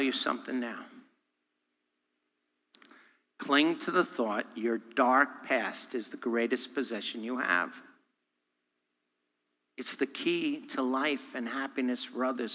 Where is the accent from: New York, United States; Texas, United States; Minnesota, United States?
New York, United States; Me being a New Yorker